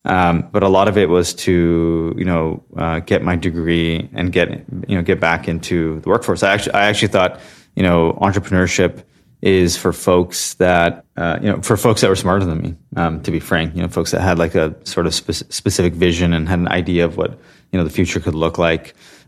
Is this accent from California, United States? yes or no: yes; Santa Clara, California, United States; So I was born and raised in Santa Clara, California specifically. So it's kind of the heart of Silicon Valley